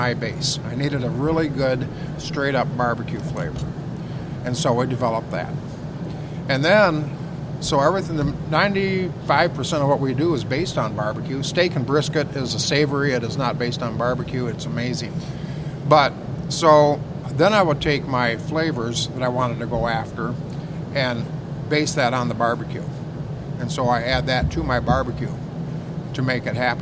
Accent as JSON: {"language": "English", "town": "Petoskey", "region": "Michigan", "country": "United States", "tie": "born or raised there", "said": "I was born and raised in Petoskey"}